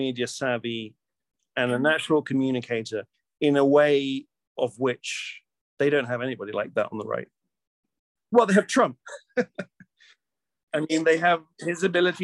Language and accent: English; Canada; also born or lived in United Kingdom; I'm a Canadian